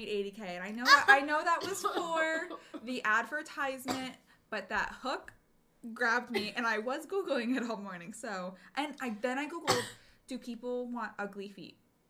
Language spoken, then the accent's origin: English; New Jersey, United States; moved away; I'm from Jersey.